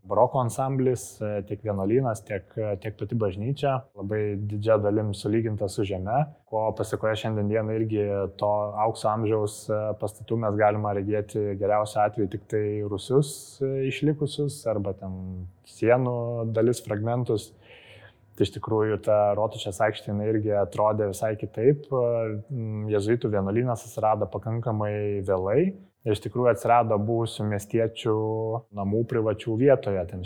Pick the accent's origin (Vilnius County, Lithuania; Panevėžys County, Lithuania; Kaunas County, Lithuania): Kaunas County, Lithuania; Kaunas; kaip tikri kauniečiai norėjosi išlaikyti tą tradiciją